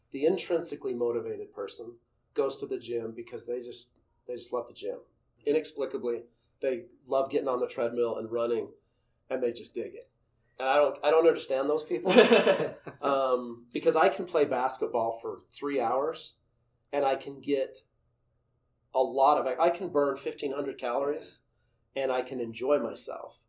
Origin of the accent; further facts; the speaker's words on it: Utah, United States; moved away as an adult; also born or lived in Los Angeles; growing up in Utah